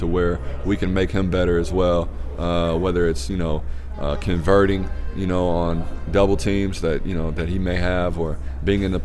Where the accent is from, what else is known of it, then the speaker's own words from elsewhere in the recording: Peoria, Illinois, United States; now in Oakland, United States; Peoria is my hometown